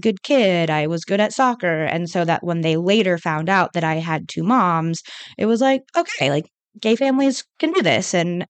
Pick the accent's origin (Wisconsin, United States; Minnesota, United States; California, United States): California, United States; I grew up in California, so it was very on the more liberal side, obviously.